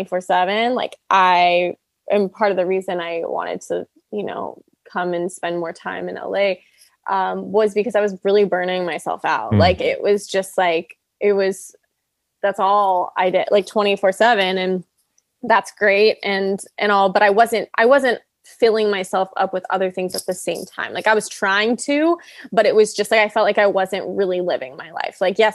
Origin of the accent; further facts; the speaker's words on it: Canada; now in Los Angeles, United States; Yeah, they do. They do. And I'm Canadian. So that definitely like helped.